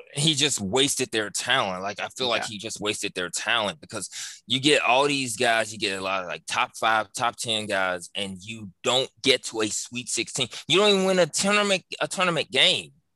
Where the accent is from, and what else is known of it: Memphis, Tennessee, United States; born or raised there; now in New Orleans, United States